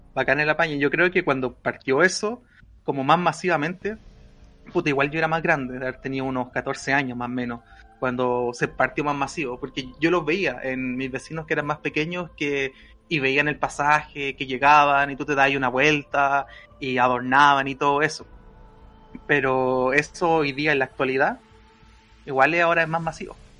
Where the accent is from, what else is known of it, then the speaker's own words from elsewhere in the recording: Valparaíso, Chile; now in Santiago, Chile; yo soy de Valpo, soy porteño, pero también soy mapucino, las tengo todas. Pero yo me acuerdo cuando vivía en Valpo